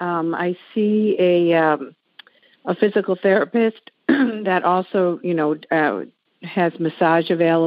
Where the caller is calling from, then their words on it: Maryland, United States; I'm calling you from Maryland